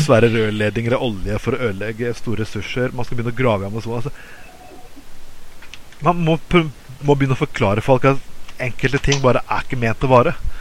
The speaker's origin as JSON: {"language": "Norwegian", "town": "Skien", "region": "Telemark", "country": "Norway", "moved": "yes", "lives_now": "Bergen, Norway", "said": "jeg kommer fra Skien. og som hadde stor papirindustri tidligere"}